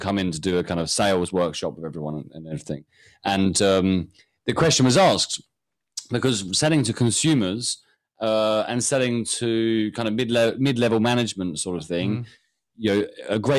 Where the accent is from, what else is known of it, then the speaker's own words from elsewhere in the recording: United Kingdom; I'm British.